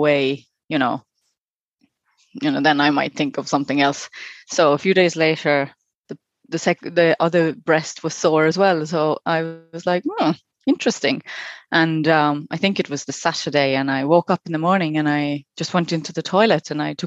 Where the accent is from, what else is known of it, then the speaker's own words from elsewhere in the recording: Estonia; moved away as an adult; also born or lived in New Zealand; now in Ireland; I am originally from Estonia. I've been living in Ireland for about 12 years